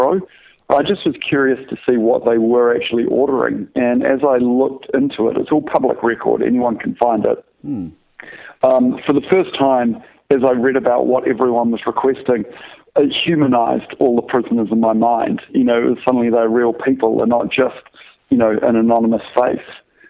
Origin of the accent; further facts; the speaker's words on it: New Zealand; moved away; I'm from New Zealand originally